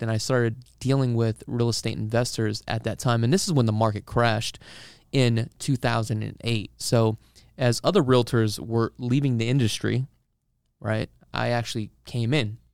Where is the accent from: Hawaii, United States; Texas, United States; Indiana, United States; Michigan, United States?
Hawaii, United States; Honolulu; now in Las Vegas, United States; originally, um, I am from Honolulu, Hawaii, and, uh, I actually moved up here about twenty years ago